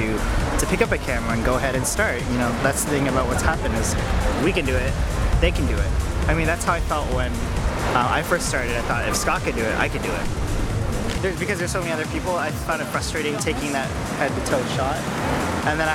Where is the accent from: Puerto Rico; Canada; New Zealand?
Canada; I'm Canadian, yeah. Homebred